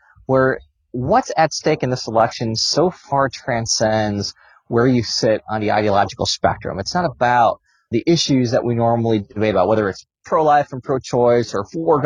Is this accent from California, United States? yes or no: yes; San Diego, California, United States; moved away as an adult; also born or lived in Rochester, New York; now in Washington, D.C., United States; I grew up in upstate New York in Rochester. It's where I spent my childhood. And then when I was 10, we moved to San Diego, California, where I spent most of my time until I moved to Washington, D.C. in 2006